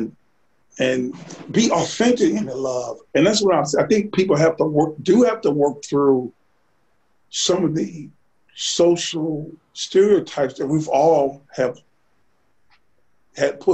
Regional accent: Sardis, United States; I'm from Sardis

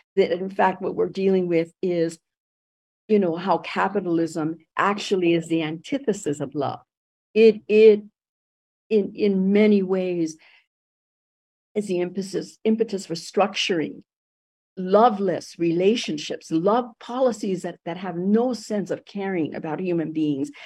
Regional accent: Los Angeles, California, United States; also born or lived in Puerto Rico; I ended up growing up in East Los Angeles.

